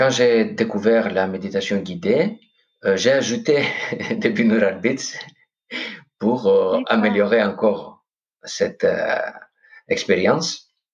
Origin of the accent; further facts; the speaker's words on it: Corfu, Ionian Islands, Greece; French is a second language; now in France; moi, je suis grec. Ok, je viens de Corfou, d'une île paradisiaque, ah vraiment.